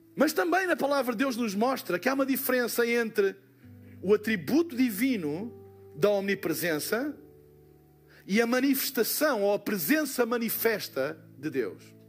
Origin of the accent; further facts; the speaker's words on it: Portugal; eu sou de Portugal